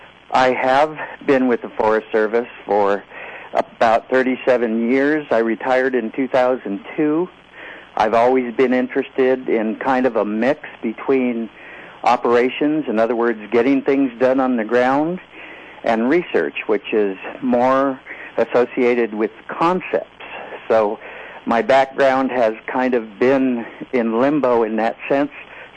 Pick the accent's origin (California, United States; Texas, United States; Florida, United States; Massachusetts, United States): California, United States; also born or lived in Washington / Oregon; I grew up in parts of California and the eastern part of San Diego County and Washington and Oregon.